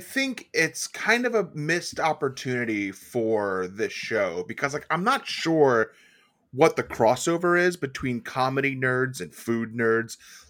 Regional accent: New York, United States; as someone from New York, who lives in New York, from New York

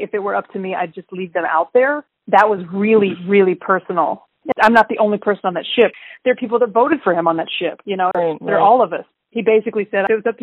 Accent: Texas, United States; now in California, United States; I live in California, but I grew up in Texas

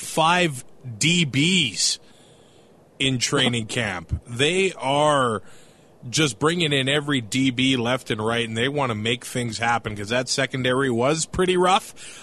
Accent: Canada; we're Canadian

